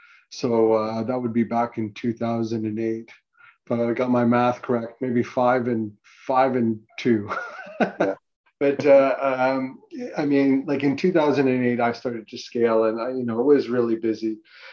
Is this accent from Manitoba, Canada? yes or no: no; North York, Ontario, Canada; because I was from North, I started in North York, we moved, you know, east, and then we moved out to the Durham region, right?